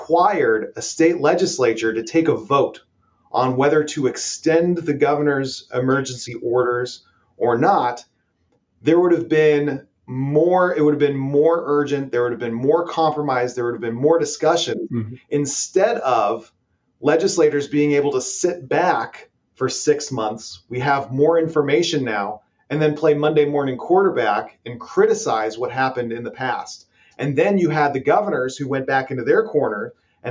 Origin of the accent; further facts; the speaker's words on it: Ohio, United States; my home state of Ohio